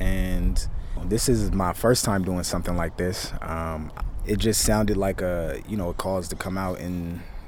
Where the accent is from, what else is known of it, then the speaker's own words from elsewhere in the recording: Los Angeles, California, United States; I'm from Los Angeles, California